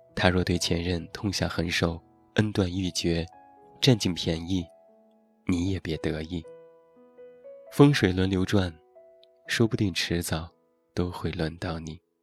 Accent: Taiyuan, Shanxi, China; 现在在我的家乡山西太原

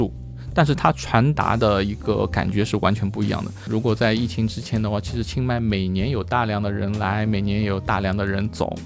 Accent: Shanghai, China; now in Chiang Mai, Thailand; 我上海人

